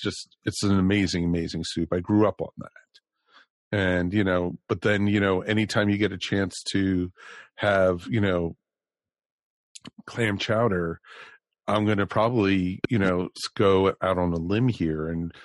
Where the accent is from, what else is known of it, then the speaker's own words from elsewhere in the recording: Maryland, United States; growing up in Maryland